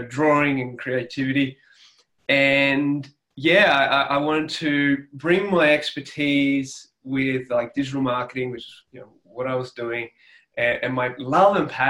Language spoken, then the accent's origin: English; Sydney, New South Wales, Australia; accent: Australian; now in Armidale, Australia; I grew up in Sydney, in New South Wales, but I'm actually now living in a country town, which is about 6.5 hours northwest of Sydney. It's a place called Armidale.